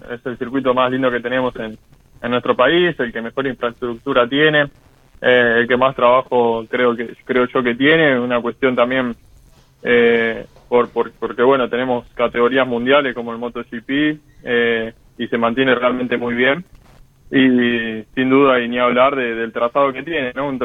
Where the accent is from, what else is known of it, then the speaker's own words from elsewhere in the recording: Argentina; pero como argentino también, ¿no? Hoy está representando a nuestro país de la mejor manera